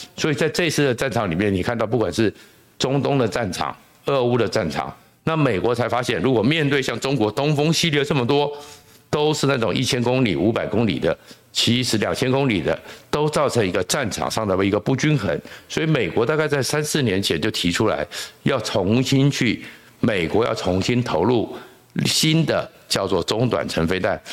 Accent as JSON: {"language": "Chinese", "country": "Taiwan", "said": "那我们台湾人如果永远只想大撒币吃免费餐"}